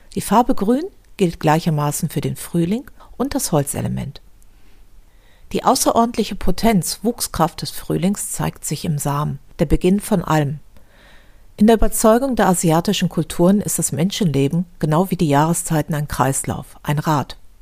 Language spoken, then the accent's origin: German; Düsseldorf, North Rhine-Westphalia, Germany; In meiner Heimatstadt Düsseldorf